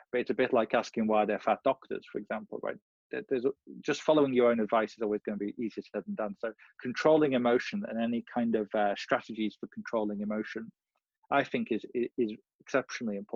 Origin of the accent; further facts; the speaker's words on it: India; I'm buying property because everyone else in my country does the same thing, I'm buying gold because I'm Indian.